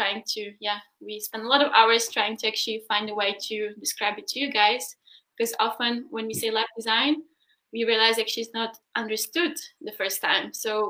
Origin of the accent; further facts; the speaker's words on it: Berlin, Germany; Oh, I'm from Berlin.